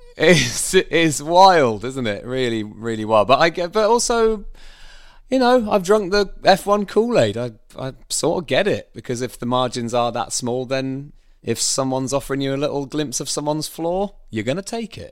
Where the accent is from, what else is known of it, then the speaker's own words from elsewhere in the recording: Bishop's Stortford, East of England, United Kingdom; where did you grow up?" I said, "Well, Bishop Stortford